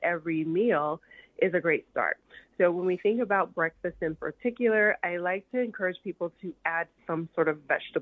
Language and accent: English; the South, United States; moved away; I'm from the South and my family, typically we eat, every time I go home, I always have collard greens